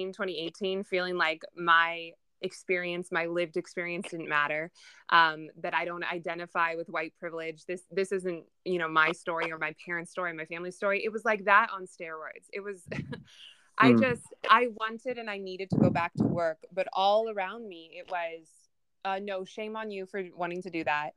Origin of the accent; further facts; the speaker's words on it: Southern California, United States; I was born and raised in Southern California. I still live in Los Angeles.